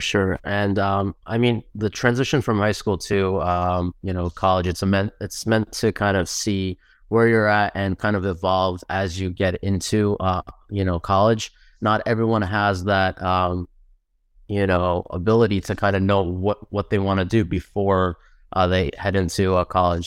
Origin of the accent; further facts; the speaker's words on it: New Jersey, United States; also born or lived in Queens, New York; grew up mostly in Jersey, so we're Jersey boys